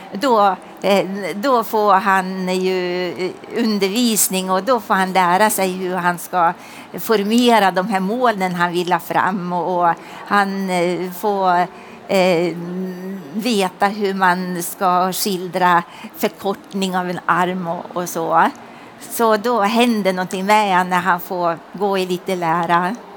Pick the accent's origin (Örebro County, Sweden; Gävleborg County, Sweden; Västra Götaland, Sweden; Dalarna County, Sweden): Gävleborg County, Sweden; Hälsingland; jag är hälsing. Eh, och kommer ifrån en gammal gård